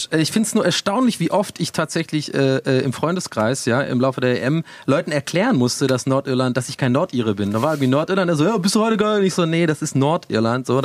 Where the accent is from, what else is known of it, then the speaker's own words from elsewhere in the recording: Ireland; bin ja gebürtiger Ire und eigentlich damit aufgewachsen